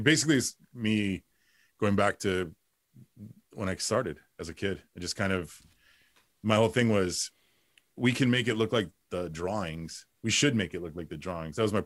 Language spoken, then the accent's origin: English; Los Angeles, California, United States; I grew up in Boyle Heights